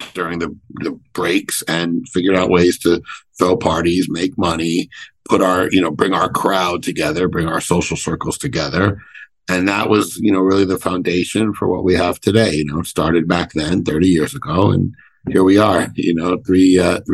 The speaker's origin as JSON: {"language": "English", "town": "New York City", "region": "New York", "country": "United States", "tie": "born or raised there", "also_born_or_lived": "Brooklyn / Miami", "said": "first in Brooklyn, then I moved to Manhattan in elementary school and grew up in I really grew up in Greenwich Village"}